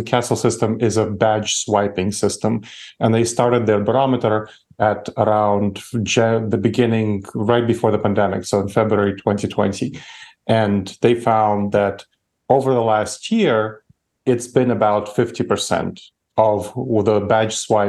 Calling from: Columbus, Ohio, United States; Columbus, Ohio. It's the American heartland.

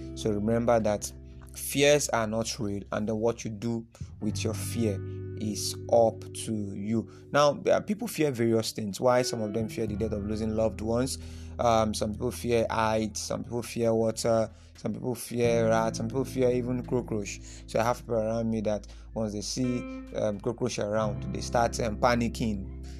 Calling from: Nigeria; You know, I'm speaking from Nigeria, and then I know this affects as many people that are listening to this from different parts of the world.

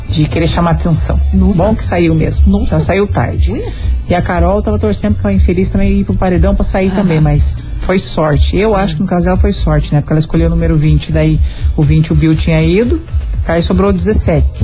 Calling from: Campo Magro, Paraná, Brazil; Eu sou de Campo

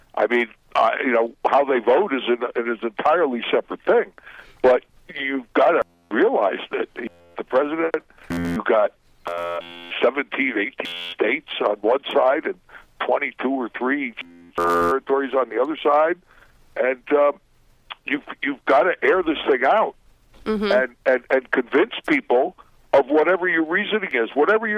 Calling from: Guatemala

